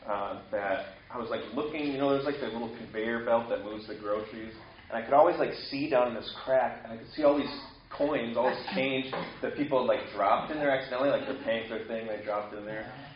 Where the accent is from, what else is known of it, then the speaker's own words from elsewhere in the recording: Wisconsin, United States; I'm from Wisconsin